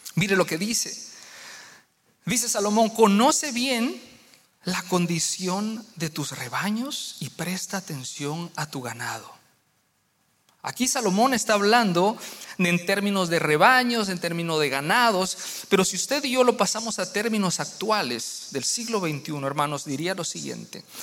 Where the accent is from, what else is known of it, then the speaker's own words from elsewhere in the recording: Guatemala; now in United States; en mi país, en Guatemala